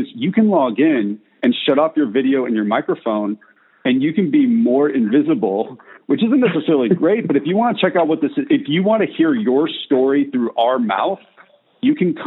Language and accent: English; California, United States; moved away; also born or lived in Tennessee; I'm from California. I say dude all the time